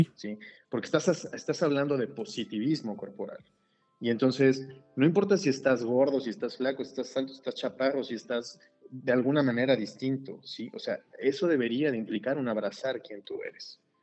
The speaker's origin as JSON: {"language": "Spanish", "town": "Celaya", "region": "Guanajuato", "country": "Mexico", "said": "soy de Celaya"}